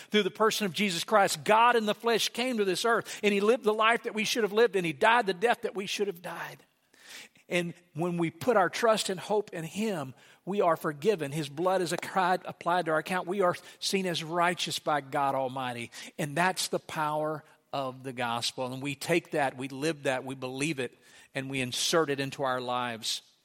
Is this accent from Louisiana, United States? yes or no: yes; Sligo, Louisiana, United States; moved away; I grew up in Slagga, Louisiana